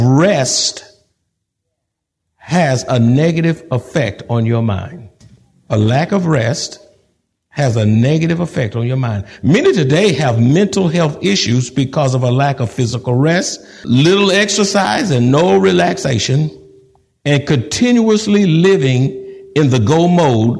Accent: Texas, United States; I'm a Texan. I've been here all my life.

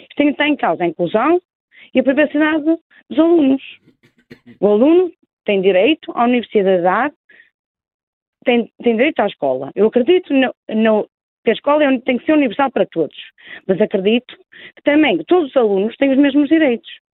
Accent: Porto, Norte, Portugal; accent: Porto; moved away as an adult; now in Lisbon, Portugal; Eu sou, sou, do Porto, como revela o meu sotaque, eu estive aqui em Lisboa, eu há 17 anos vim residir para Lisboa

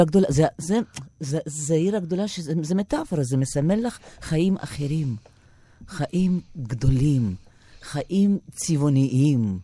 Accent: Mogilev, Mogilev Region, Belarus; born or raised there; Hebrew is a second language; moved away as an adult; now in Israel

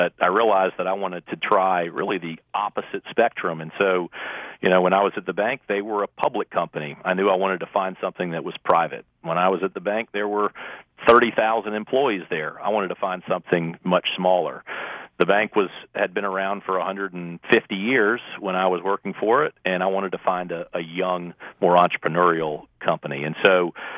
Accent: Richmond, Virginia, United States; moved away as an adult; also born or lived in Winston-Salem, North Carolina / Chapel Hill, North Carolina; now in Charlotte, United States; after growing up in Richmond.

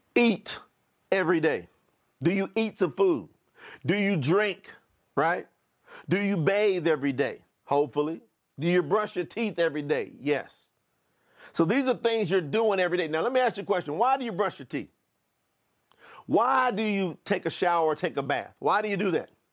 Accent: Kentucky, United States; moved away; also born or lived in Florida; I was born in Kentucky

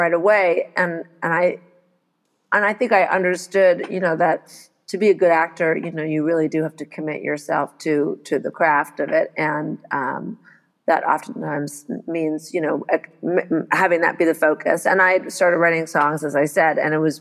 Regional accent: Montreal, Quebec, Canada; also born or lived in United States; I arrived here in Montreal when I was just a baby, because I was born in the States and my dad is American

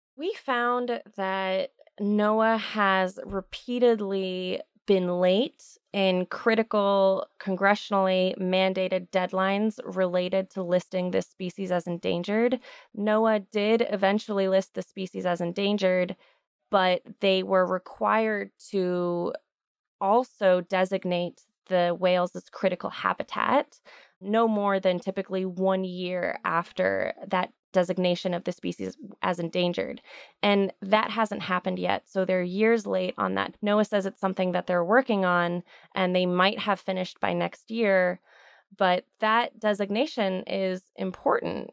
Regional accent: Houston, Texas, United States; I'm from Houston, Texas. I grew up in Houston.

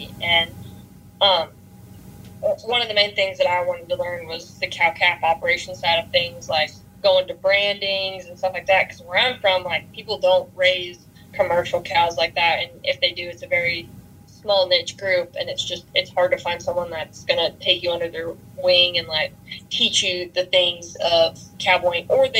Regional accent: Texas, United States; that's where I've seen the most from being a Texan, you know, helping everyone that comes through.

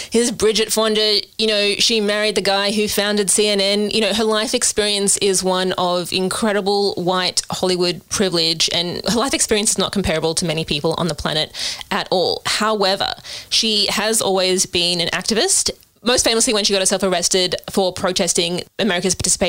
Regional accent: Australia; despite being an Australian

